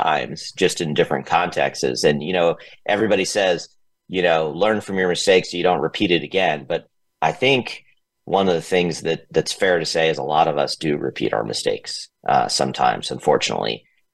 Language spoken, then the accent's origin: English; Atlanta, Georgia, United States; moved away as an adult; also born or lived in San Francisco; I grew up in Atlanta. I started my career in Atlanta